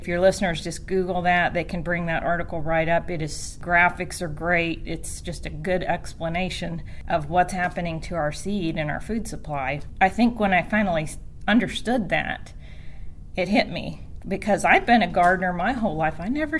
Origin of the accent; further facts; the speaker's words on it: Cincinnati, Ohio, United States; moved away; also born or lived in Sevier County, Tennessee; he moved the family to Cincinnati. And so I'm from Cincinnati. I was born and raised in Cincinnati.